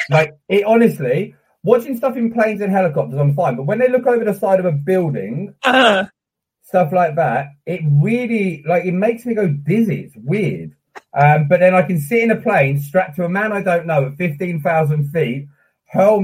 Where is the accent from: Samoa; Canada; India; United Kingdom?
United Kingdom; also born or lived in Hampshire; I've always been in the UK.